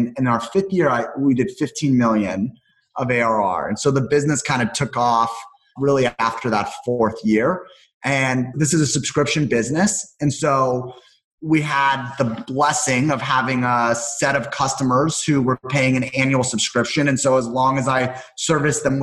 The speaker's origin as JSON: {"language": "English", "town": "Los Angeles", "region": "California", "country": "United States", "tie": "born or raised there", "also_born_or_lived": "Las Vegas", "said": "I grew up in Los Angeles"}